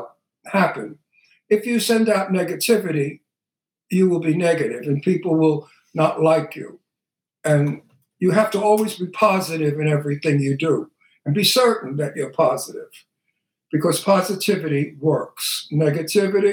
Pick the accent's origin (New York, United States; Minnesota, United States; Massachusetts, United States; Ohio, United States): New York, United States; New York City; accent: Brooklyn; I'm from Brooklyn. I'm Italian